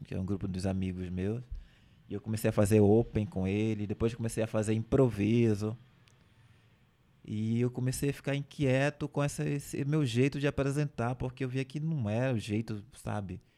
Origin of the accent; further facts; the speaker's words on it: Igarapé-Açu, Pará, Brazil; moved away as an adult; also born or lived in Belém; lá da minha cidade de Igarapé-Açu